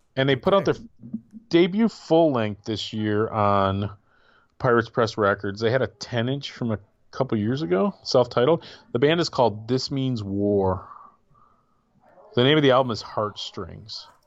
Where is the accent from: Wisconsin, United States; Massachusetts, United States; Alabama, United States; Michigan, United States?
Michigan, United States; me being a Michigan guy